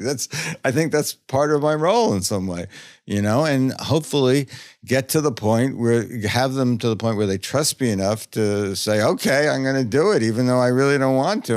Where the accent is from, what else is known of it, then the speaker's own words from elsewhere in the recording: New York, United States; I grew up in New York.